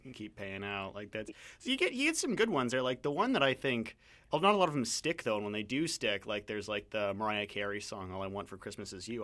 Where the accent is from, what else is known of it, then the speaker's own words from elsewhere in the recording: Canada; as a Canadian